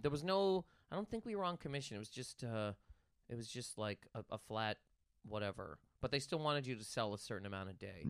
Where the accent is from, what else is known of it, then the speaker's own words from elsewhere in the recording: Nova Scotia, Canada; straight up Nova Scotia. Trailer Park Boys is from where I'm from